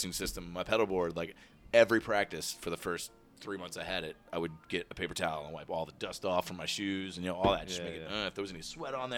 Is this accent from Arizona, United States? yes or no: no; Virginia Beach, Virginia, United States; where I'm from Virginia Beach